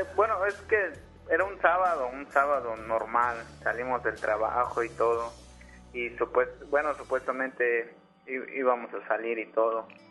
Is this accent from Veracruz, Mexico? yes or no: yes; Veracruz, Mexico; now in Guadalupe, Mexico; Yo soy de Veracruz, pero vivo aquí en, Guadalupe.